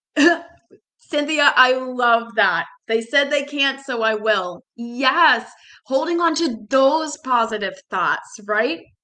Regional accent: Boston, Massachusetts, United States; growing up in Boston

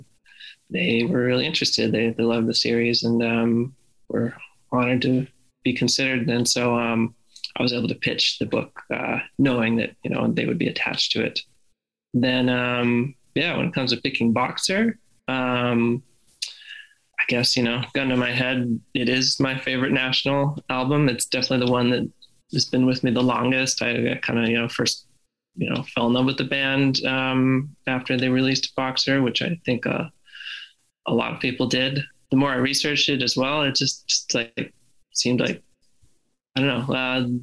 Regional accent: just outside of Red Rocks, Colorado, United States; I grew up just outside of Red Rocks, in Colorado

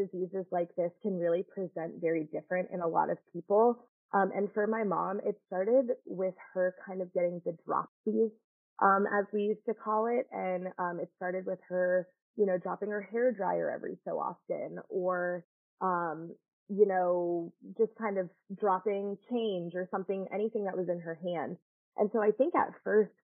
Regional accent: Georgia, United States; I'm from Georgia

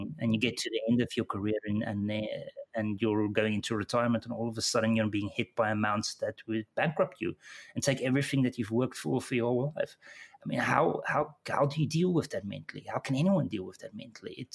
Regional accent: South Africa; moved away as an adult; my accent probably gave it away, but I was born in South Africa

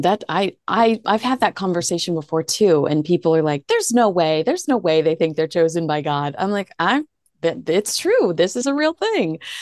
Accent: the South, United States; I grew up in the South where you were expected to be a virgin until marriage.

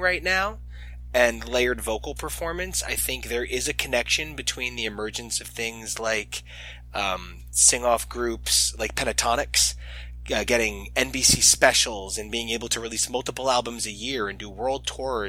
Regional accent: United States; as an American

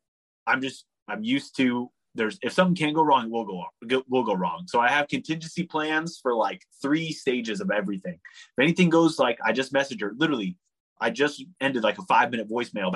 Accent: San Francisco Bay Area, California, United States; the other side of the Golden Gate Bridge, which is kind of my hometown, my home area

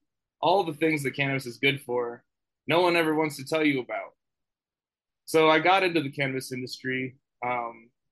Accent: Boulder, Colorado, United States; I grew up in Boulder, Colorado

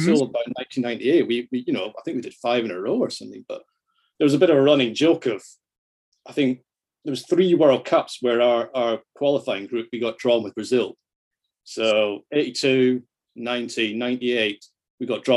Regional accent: just outside Edinburgh, Scotland, United Kingdom; accent: Scottish; I grew up just outside Edinburgh.

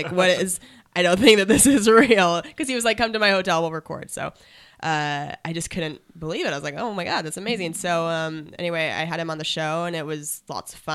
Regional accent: Spokane, Washington, United States; moved away as an adult; also born or lived in Seattle, Washington; now in Los Angeles, United States; I'm from Washington State, Eastern Washington

